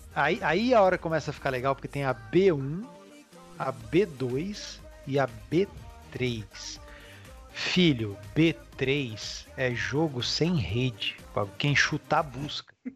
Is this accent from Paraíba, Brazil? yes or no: no; Lins, São Paulo, Brazil; Eu sou de Lins, natural de Lins, interior de São Paulo